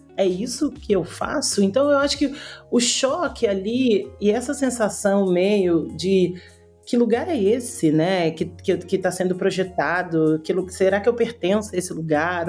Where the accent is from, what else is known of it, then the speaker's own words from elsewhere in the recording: Rio de Janeiro, Brazil; Eu sou carioca, tô falando do Rio, por sinal. É, sou nascida e criada aqui na comunidade da Rocinha